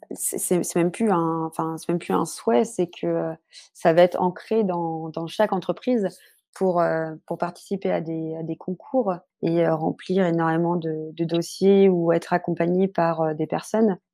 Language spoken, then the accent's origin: French; Brittany, France; je suis bretonne